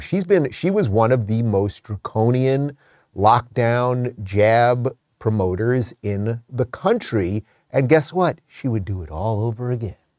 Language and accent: English; New York, United States; me as a New Yorker.